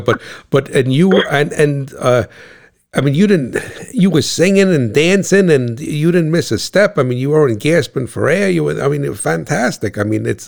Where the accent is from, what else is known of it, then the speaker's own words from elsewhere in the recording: New Jersey, United States; I'm that guy from Cat Swamp Road, the guy from New Jersey